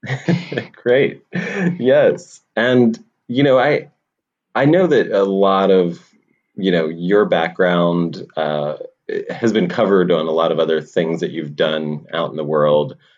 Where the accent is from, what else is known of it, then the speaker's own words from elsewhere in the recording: Pennsylvania, United States; I'm from Pennsylvania, a small valley in in the mm. south central part of Pennsylvania